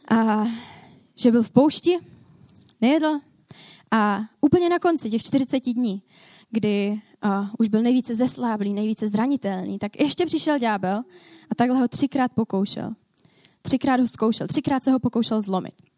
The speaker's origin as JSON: {"language": "Czech", "town": "Ostrava", "region": "Moravian-Silesian Region", "country": "Czechia", "said": "Já jsem z Ostravy. Já tady v Ostravě pracuji"}